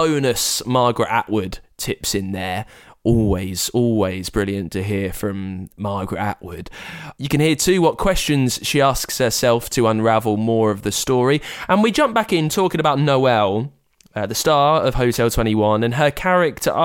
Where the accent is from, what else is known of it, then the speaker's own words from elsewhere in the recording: United Kingdom; I'm British